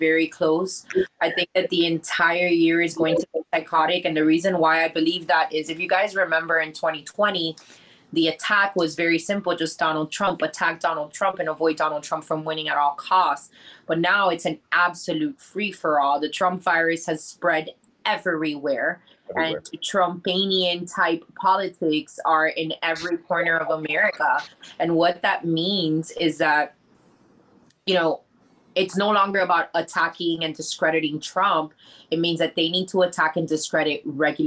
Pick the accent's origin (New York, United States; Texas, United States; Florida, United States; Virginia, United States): Florida, United States; Miami; first language English; we're from Miami